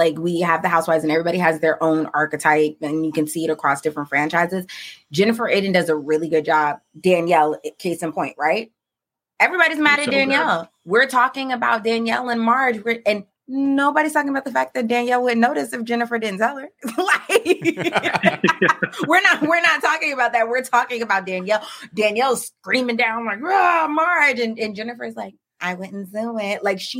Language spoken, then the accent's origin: English; Paterson, New Jersey, United States; Dolores was like, you know where I'm from. I'm from Patterson, right?